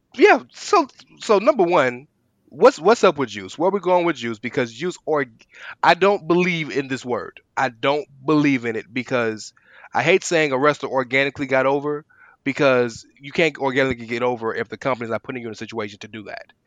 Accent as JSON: {"language": "English", "country": "United States", "tie": "born or raised there", "said": "we're all American, we're all born and raised here"}